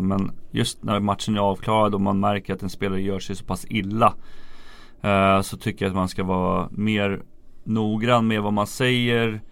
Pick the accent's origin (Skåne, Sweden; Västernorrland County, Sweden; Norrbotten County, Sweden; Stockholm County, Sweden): Stockholm County, Sweden; Järfälla; jag var ju från Järfälla, Järfälla HC, deras A-lag var ju mina förebilder när jag växte upp